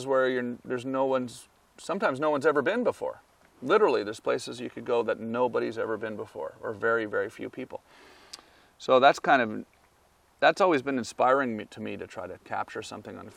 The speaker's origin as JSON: {"language": "English", "region": "Ontario", "country": "Canada", "tie": "born or raised there", "also_born_or_lived": "Los Angeles", "moved": "as an adult", "said": "as a kid and growing up in Canada, my dad was military"}